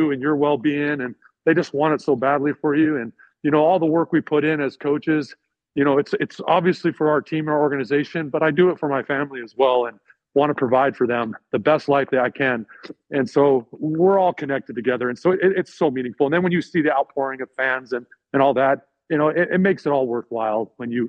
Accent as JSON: {"language": "English", "region": "Arizona", "country": "United States", "tie": "born or raised there", "said": "I grew up in Arizona as well, spent some time in South Carolina."}